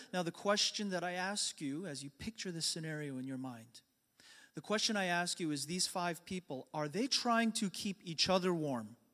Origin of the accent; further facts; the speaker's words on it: New York, United States; the church that I grew up in in New York